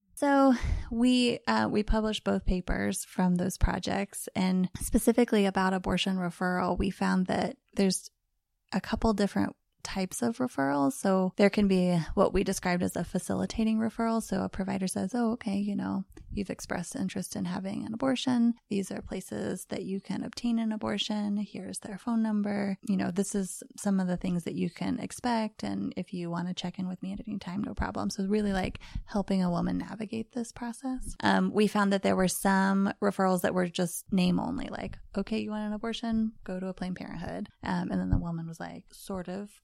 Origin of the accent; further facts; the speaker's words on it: Missouri, United States; moved away; We are in my home right now in Parkville, Missouri, um, which is not too far where I grew up. I'm a native Missourian